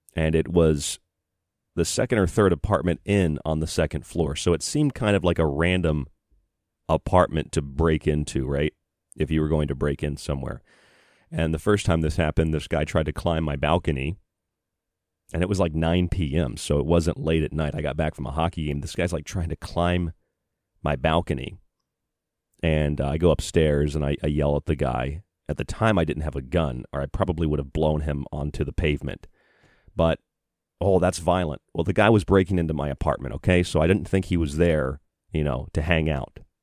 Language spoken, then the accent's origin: English; Florida, United States; also born or lived in Boise, Idaho / Tucson, Arizona / Morgantown, West Virginia / Rochester, New York; now in Bloomfield, New York, United States; I'm from Florida.